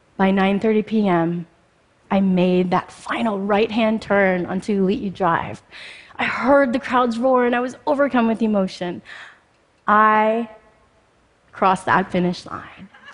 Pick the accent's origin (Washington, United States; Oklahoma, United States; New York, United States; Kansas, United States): Washington, United States; Spokane; also born or lived in Mumbai, India; I was born in Bombay, India, and just before my first birthday, I contracted polio, which left me paralyzed from the hips down. Unable to care for me, my birth mother left me at an orphanage. Fortunately, I was adopted by an American family and I moved to Spokane, Washington, just shortly after my third birthday